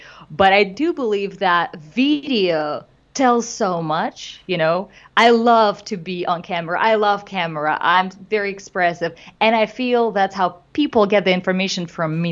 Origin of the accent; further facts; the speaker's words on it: Moscow, Russia; moved away as an adult; now in Los Angeles, United States; I did comedy back home in Russia. I'm originally from Moscow, Russia.